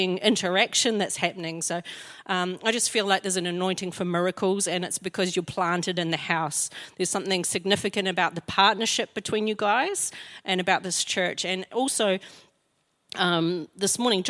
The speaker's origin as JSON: {"language": "English", "town": "Invercargill", "region": "Southland", "country": "New Zealand", "moved": "yes", "lives_now": "Christchurch, New Zealand", "said": "I'm from Invercargill"}